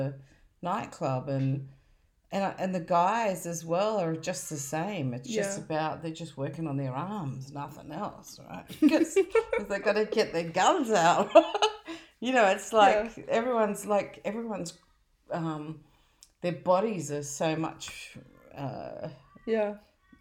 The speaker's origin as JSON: {"language": "English", "country": "Australia", "tie": "born or raised there", "said": "I was born in Australia."}